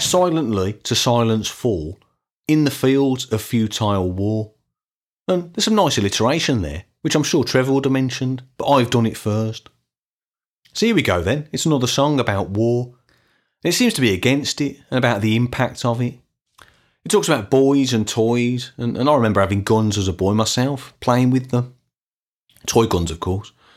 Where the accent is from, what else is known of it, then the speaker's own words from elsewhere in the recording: Birmingham, West Midlands, United Kingdom; in the nineteen eighties and nineteen nineties, growing up in Birmingham.